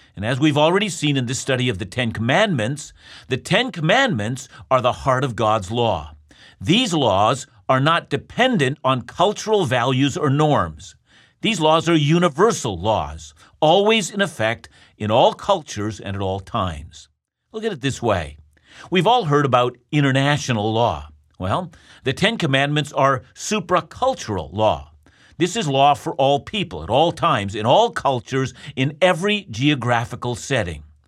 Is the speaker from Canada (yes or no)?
yes; Canada; I'm a Canadian